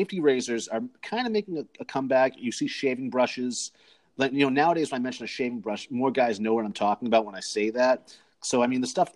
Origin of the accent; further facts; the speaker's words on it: Cape Cod, Massachusetts, United States; now in Phoenix, United States; I'm originally from Massachusetts, from Cape Cod, Massachusetts, but I currently reside in Phoenix, Arizona